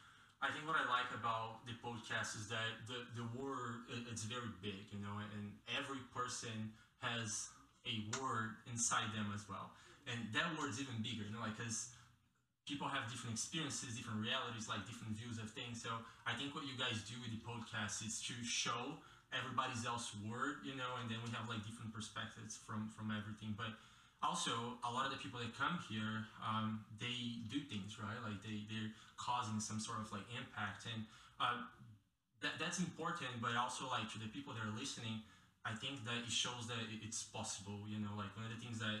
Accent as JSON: {"language": "English", "country": "Brazil", "moved": "as an adult", "lives_now": "Carbondale, United States", "said": "I'm from Brazil originally. I've been here in Carbondale and in the US for 5 years now"}